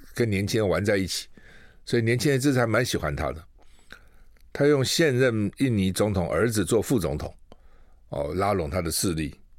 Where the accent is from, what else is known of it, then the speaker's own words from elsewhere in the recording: Taiwan; 我们台湾人